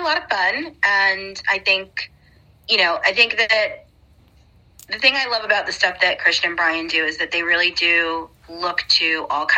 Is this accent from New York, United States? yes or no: yes; New York, United States; I'm from New York